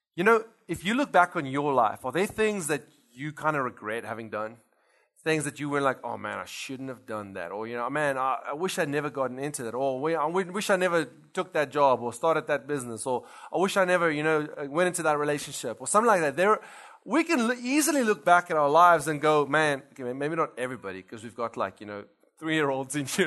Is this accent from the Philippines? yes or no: no; South Africa; moved away as an adult; now in Louisiana, United States; we actually come from South Africa.